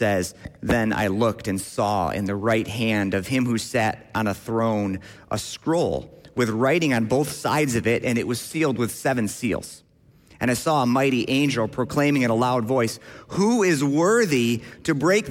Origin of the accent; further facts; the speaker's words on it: Grand Rapids, Michigan, United States; I grew up in Grand Rapids, Michigan, at Millbrook CRC